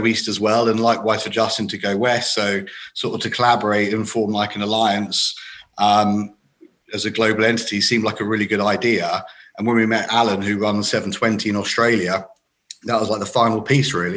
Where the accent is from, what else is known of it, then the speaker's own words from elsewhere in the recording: Leatherhead, South East England, United Kingdom; moved away as an adult; also born or lived in London / New York; We grew up in Leatherhead, a small town in Surrey.